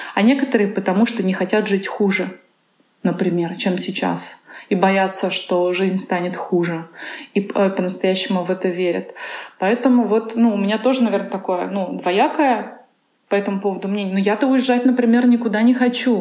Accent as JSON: {"language": "Russian", "town": "Kazan", "region": "Tatarstan", "country": "Russia", "tie": "born or raised there", "also_born_or_lived": "Moscow", "moved": "as an adult"}